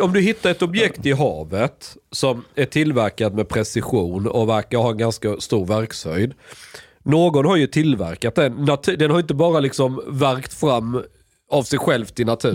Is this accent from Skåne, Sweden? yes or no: yes; Skåne, Sweden; jag är skåning